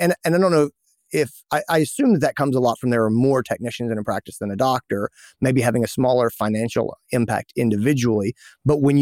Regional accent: Greenville, South Carolina, United States; my hometown in Greenville, South Carolina

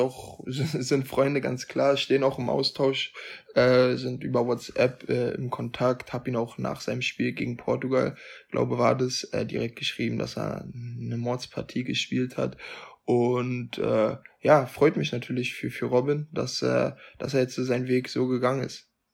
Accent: Germany; für mich als Deutscher

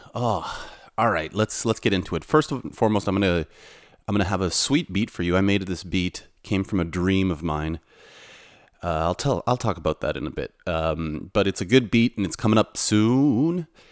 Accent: Canada; also born or lived in Toronto; now in Warsaw, Poland; I'm from Canada and a uh, Polish background

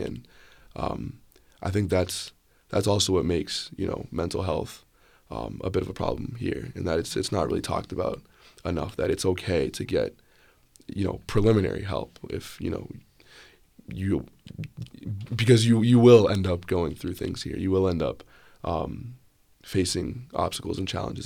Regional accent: Bethesda, Maryland, United States; I'm a junior from Bethesda, Maryland, or the D C area

